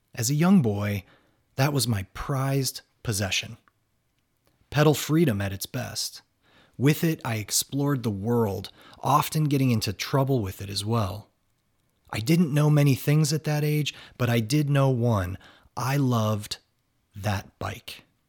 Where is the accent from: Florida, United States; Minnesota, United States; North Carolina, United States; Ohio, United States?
Ohio, United States; Northern; moved away as an adult; also born or lived in Washington; not only did he grow up where I had grown up